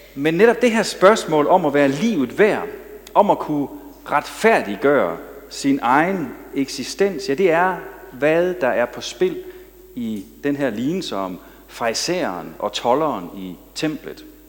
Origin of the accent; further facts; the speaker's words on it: Denmark; som jyder